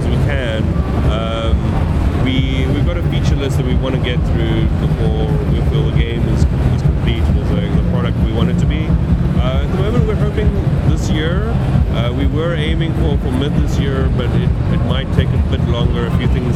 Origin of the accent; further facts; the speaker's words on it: South Africa; I'm from South Africa, and I've only been in the States like on very few occasions.